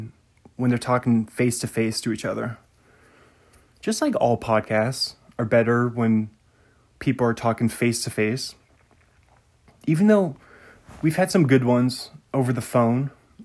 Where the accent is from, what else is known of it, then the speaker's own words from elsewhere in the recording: New England, United States; accent: New England; That's my New England accent. You got lots of ponds up here in New England.